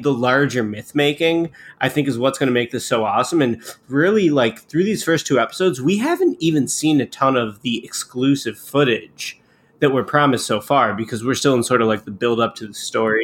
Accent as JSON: {"language": "English", "town": "Chicago", "region": "Illinois", "country": "United States", "tie": "born or raised there", "said": "grow up in the nineties in Chicago"}